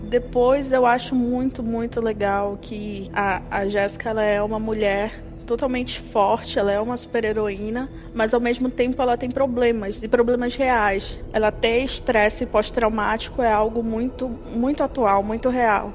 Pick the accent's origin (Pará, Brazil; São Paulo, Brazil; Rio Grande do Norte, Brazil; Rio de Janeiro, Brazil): Pará, Brazil; Belém; eu sou de Belém